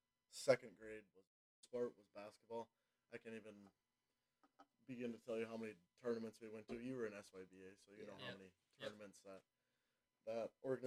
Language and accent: English; Stuartville, United States; I grew up in Stuart Bell, went to school there the whole life, my whole life